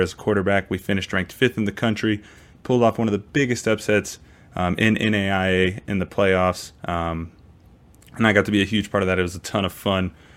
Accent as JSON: {"language": "English", "region": "Maryland", "country": "United States", "tie": "born or raised there", "also_born_or_lived": "Texas", "moved": "yes", "lives_now": "Kansas, United States", "said": "I grew up in Maryland. I played high school football in Texas"}